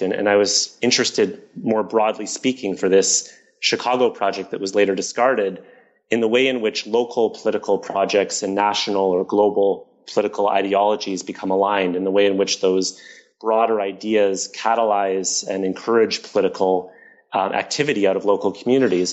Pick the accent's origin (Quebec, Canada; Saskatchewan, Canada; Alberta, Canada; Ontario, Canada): Ontario, Canada; Toronto; I grew up in Toronto